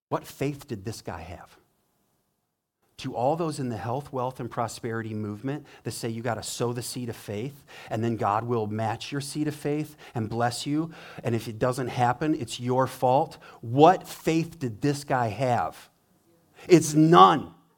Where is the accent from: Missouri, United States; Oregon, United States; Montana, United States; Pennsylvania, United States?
Montana, United States; now in Richmond, Michigan, United States; I grew up in Montana, river streams everywhere, mountain streams